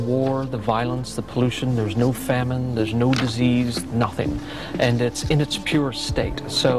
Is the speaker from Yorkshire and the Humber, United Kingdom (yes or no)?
no; Northern Ireland, United Kingdom; I grew up in Northern Ireland. I'm the youngest of 7 boys